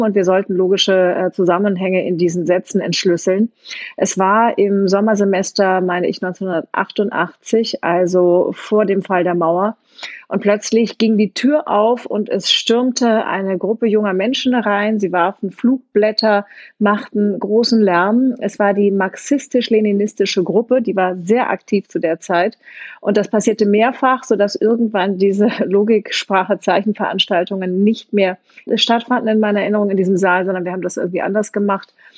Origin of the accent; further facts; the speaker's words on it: Hamburg, Germany; also born or lived in Kiel; ich bin in Hamburg, äh, am Hamburger Stadtrand aufgewachsen. Ich bin in Kiel geboren, weil meine Mutter da studiert hat